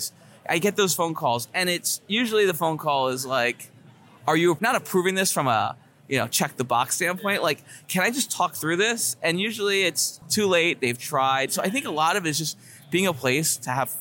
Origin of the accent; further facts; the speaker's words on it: South Florida, United States; moved away as an adult; also born or lived in New York / New Jersey; now in Miami, United States; I grew up in South Florida.